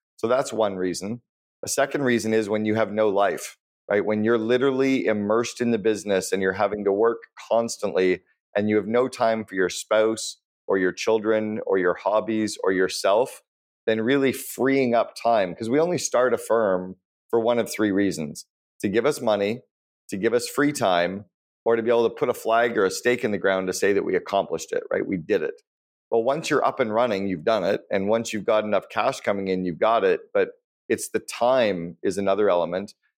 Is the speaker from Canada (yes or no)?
yes; Canada; When I was growing up in Canada